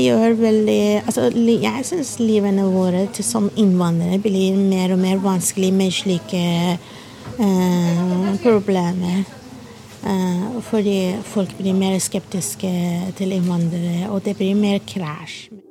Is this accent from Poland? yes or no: no; Iran; Norwegian is a second language; moved away as an adult; now in Norway; jeg kommer fra Iran. Jeg er flyktning